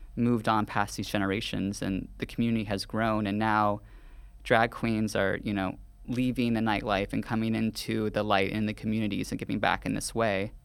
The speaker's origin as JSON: {"language": "English", "region": "the South", "country": "United States", "tie": "born or raised there", "moved": "yes", "lives_now": "New York, United States", "said": "I grew up in a very conservative Southern town"}